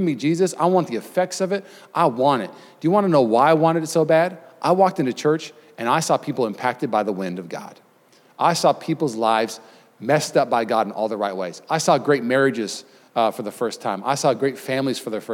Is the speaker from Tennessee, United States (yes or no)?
no; Puyallup, Washington, United States; now in Bay Area, United States; I grew up in Puyallup, Washington, 35,000 people, just really normal kind of town.